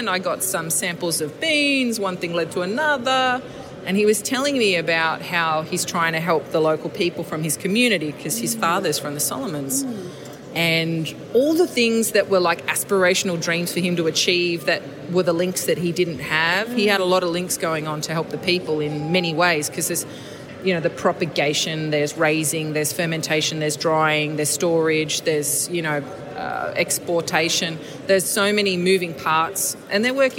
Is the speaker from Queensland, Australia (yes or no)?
no; Sydney, New South Wales, Australia; I'm born and raised in the Inner West. I'm never going to leave.